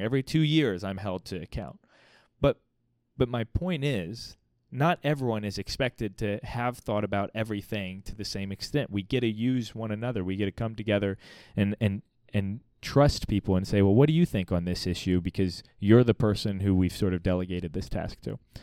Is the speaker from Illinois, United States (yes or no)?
no; Missouri, United States; born or raised there; also born or lived in Virginia Beach, Virginia